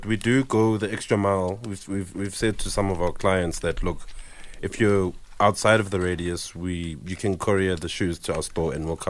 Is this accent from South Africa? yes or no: yes; Soweto, Gauteng, South Africa; I'm from Soweto.